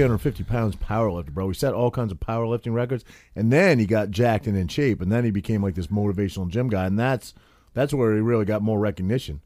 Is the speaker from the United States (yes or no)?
yes; Maine, United States; moved away as an adult; now in New Jersey, United States; growing up in Maine when I was maybe, like, twenty-one